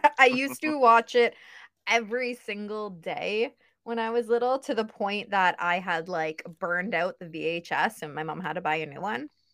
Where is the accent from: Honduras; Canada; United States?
Canada; Ontario; I'm from Ontario, Canada, pretty close to the border of the States